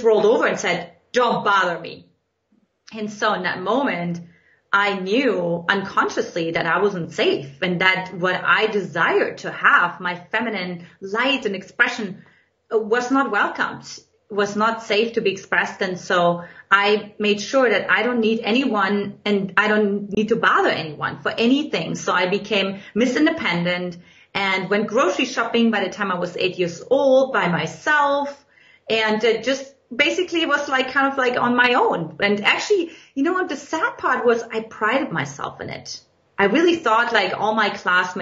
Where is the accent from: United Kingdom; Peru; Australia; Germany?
Germany; eastern Germany; English is a second language; now in United States; in case you can't detect from my accent, in Eastern Germany, where I grew up